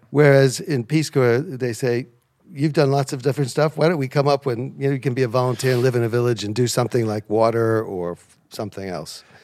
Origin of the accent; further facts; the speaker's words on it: American heartland small towns, Midwest, United States; moved away as an adult; now in United Kingdom; when I was growing up, These places were beautiful, small town, friendly, low crime